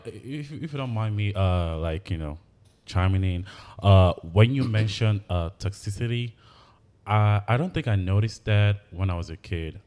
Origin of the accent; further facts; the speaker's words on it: Anambra, Nigeria; now in United States; I grew up in Anambra with my grandmother